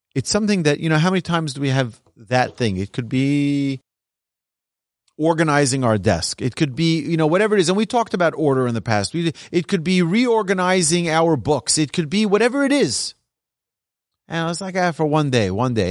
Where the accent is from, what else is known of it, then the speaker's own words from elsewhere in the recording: New York, United States; moved away as an adult; also born or lived in Jerusalem; now in Texas, United States; raised in New York